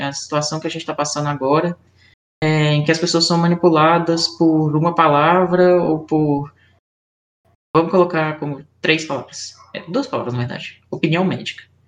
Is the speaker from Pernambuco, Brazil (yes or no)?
no; Belo Horizonte, Minas Gerais, Brazil; sou aqui de Belo Horizonte.